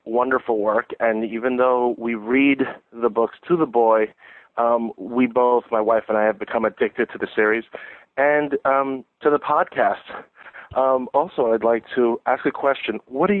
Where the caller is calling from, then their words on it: Brooklyn, New York, United States; I'm from Brooklyn, New York, and I'm a parent to a 9-year-old Harry Potter lookalike.